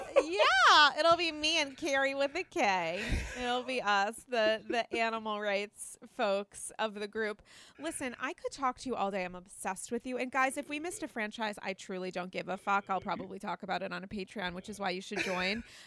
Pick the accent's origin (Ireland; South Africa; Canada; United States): United States; New York; as a New Yorker